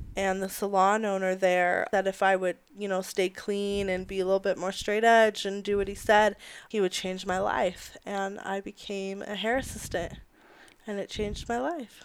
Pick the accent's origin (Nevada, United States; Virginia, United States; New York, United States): Nevada, United States; Las Vegas; I'm from Las Vegas originally, born and raised there